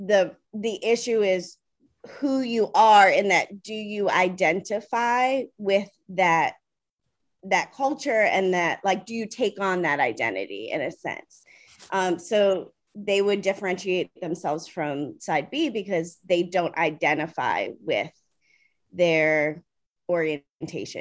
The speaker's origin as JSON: {"language": "English", "region": "Maryland", "country": "United States", "moved": "as an adult", "lives_now": "New York City, United States", "said": "I'm originally from Maryland. I live in New York City now and have for almost"}